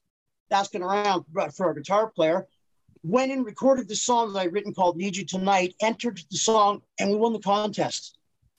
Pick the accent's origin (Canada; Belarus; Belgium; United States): Canada; Petrolia, Ontario; I'm from Petroleum, Ontario. That's just outside of Sarnia, really. It's a population of 4,000